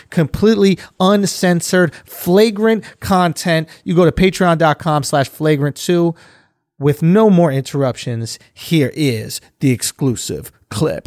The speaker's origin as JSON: {"language": "English", "country": "United States"}